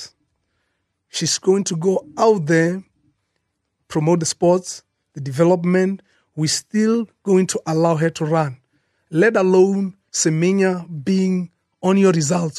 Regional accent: South Africa; as a South African

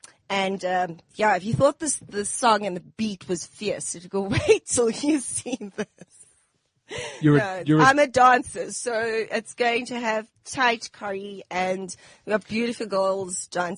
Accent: Johannesburg, Gauteng, South Africa; I come from El Dorado Park. Very proud of my heritage. Sure. I mean, it's everything, mixed bags, what you get there. So I grew up there. My mom's from Durban. My dad's from Joburg. We lived here all our lives.

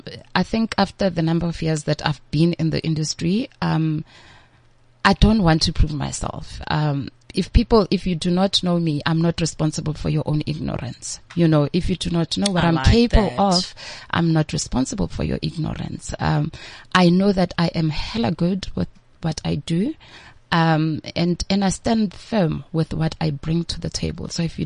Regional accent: Limpopo, South Africa; But I was like, hey, but I'm killing it, and I'm from Limpopo, right?

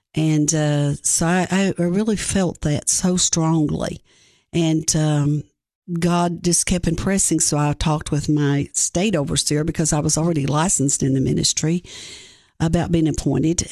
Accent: Greene County, Tennessee, United States; I grew up in Greene County, Tennessee. Um, there I was raised by my great-grandparents.

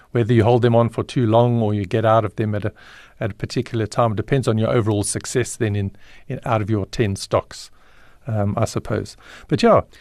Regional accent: Alberton, Gauteng, South Africa; also born or lived in Johannesburg, South Africa; I ended up, um, in Alberton just before my ninth birthday, and I've been in Alberton ever since.

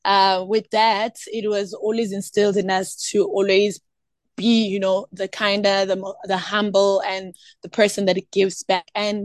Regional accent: Eskalwini, KwaZulu-Natal, South Africa; born there; also born or lived in Eastern Cape; I was born in Eskalwini, and I had the privilege actually to grow up in different provinces. I actually even grew up in Eastern Cape

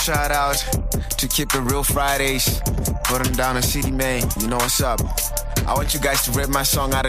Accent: Harare, Zimbabwe; now in South Africa; It's your boy … born and raised in Highfield, Fio. H-Town

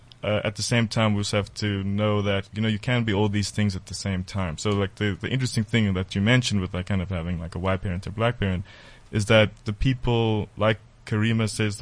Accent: South Africa; when they heard I was from South Africa

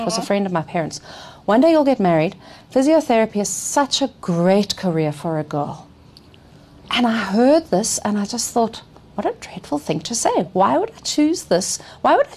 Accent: Johannesburg, Gauteng, South Africa; I'm a longitudinal study in Joburg, and my word, has the city changed in 50 years? So apart from a few short stints out of the country, I have fundamentally been located here. I went to school here, just down the road

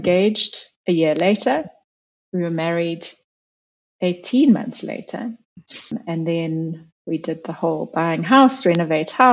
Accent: South Africa; moved away as an adult; also born or lived in New Zealand; I am South African, but I lived overseas for quite a long time

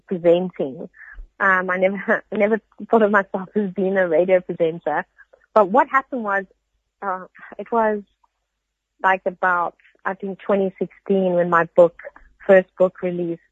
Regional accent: Cape Town, Western Cape, South Africa; I grew up in basically in Cape and, in Table View

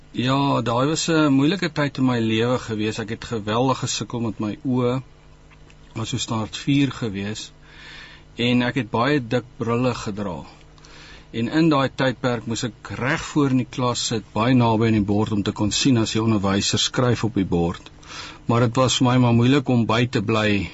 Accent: Koppies, Free State, South Africa; also born or lived in George; ek het in Koppies groot geraak, gebore in George

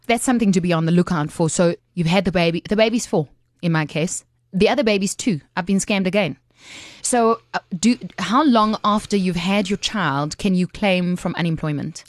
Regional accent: South Africa; as a South African, you have access to unemployment benefits

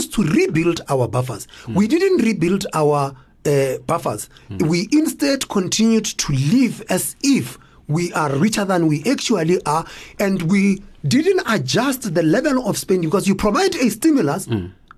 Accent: South Africa; we are South Africans.

